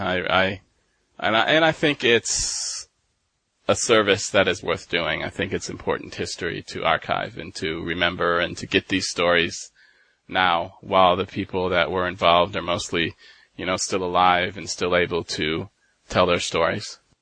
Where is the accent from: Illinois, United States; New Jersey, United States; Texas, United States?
Texas, United States; Dallas; moved away as an adult; also born or lived in Michigan / Denmark; now in Drøbak, Norway; I was born in Michigan and um, grew up in Dallas, and moved to Denmark in 2009, and then moved to Norway